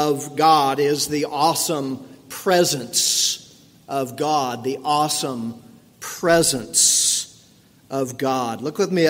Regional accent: St. Petersburg, Florida, United States; I grew up in St. Petersburg, Florida

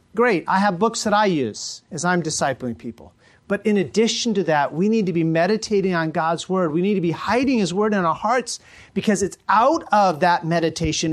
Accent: United States; as American Christians

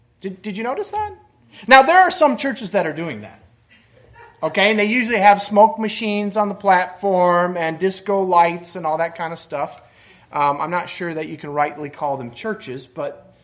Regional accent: Michigan, United States; moved away; I grew up in Michigan

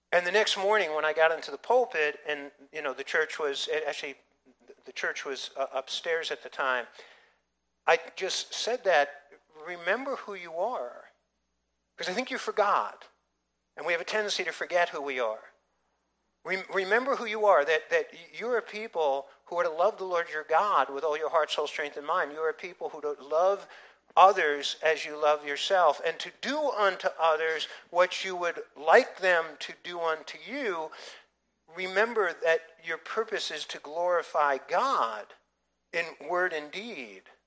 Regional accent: United States; identifying my patriotism as an American

